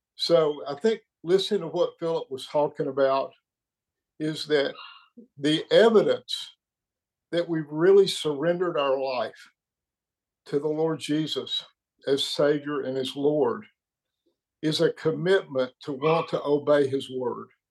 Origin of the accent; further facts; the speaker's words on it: Birmingham, Alabama, United States; now in Tennessee, United States; I'm actually in Tennessee, but I'm from Birmingham.